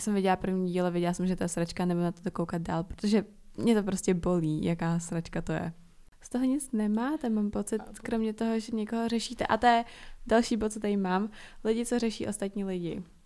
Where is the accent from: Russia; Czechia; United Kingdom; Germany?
Czechia; jsem se narodila tady